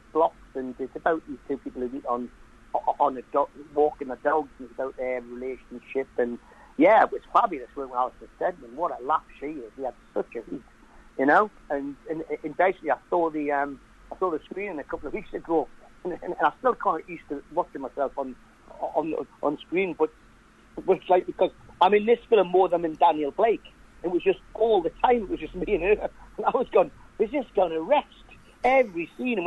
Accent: Newcastle upon Tyne, North East England, United Kingdom; I am a Geordie

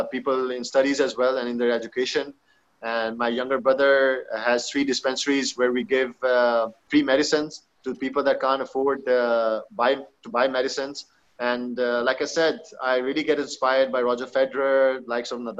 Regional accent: Pakistan; being a Pakistani, being a Muslim

